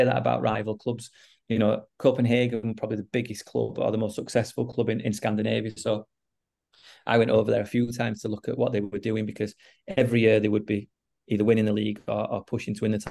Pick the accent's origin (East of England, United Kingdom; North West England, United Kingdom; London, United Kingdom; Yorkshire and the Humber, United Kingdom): Yorkshire and the Humber, United Kingdom; Huddersfield; moved away as an adult; also born or lived in Sweden; I was born and brought up in Huddersfield